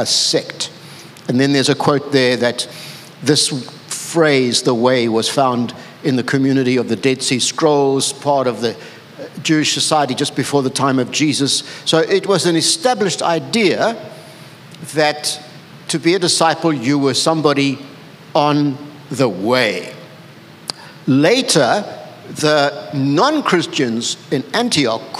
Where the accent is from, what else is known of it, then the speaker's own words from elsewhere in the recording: KwaZulu-Natal, South Africa; I'm a South African. I grew up with the Zulus. There's the history of the Zulu kingdom that was all around me. Then all around me were Indians and Mahatma Gandhi, you know, he grew up near me